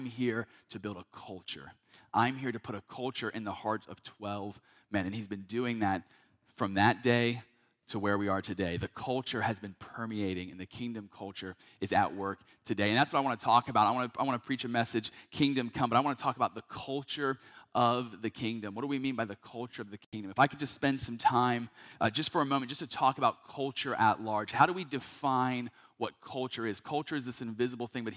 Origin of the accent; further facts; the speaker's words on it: North Carolina, United States; now in Georgia, United States; I'm from North Carolina originally, been a part of churches there my entire life